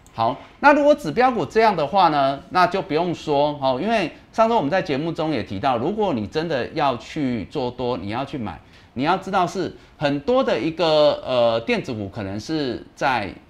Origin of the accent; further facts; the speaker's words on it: Taiwan; 因为我们台湾人的，大家的这个团结一致啊